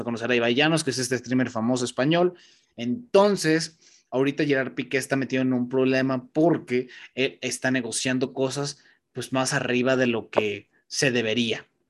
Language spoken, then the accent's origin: Spanish; Mexico; sí soy mexicano